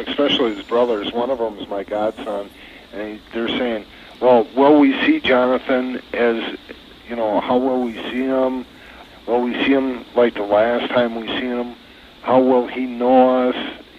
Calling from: Beaver Dam, Wisconsin, United States; Beaver Dam, Wisconsin.

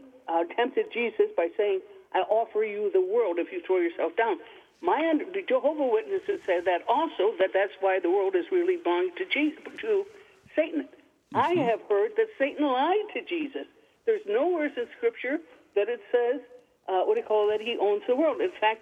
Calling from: Michigan, United States; Oh, Michigan, the Upper Peninsula of Michigan.

